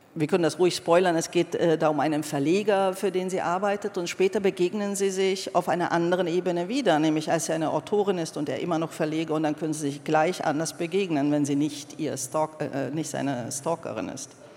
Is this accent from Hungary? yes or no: yes; Hungary; moved away; bin zwar in Ungarn aufgewachsen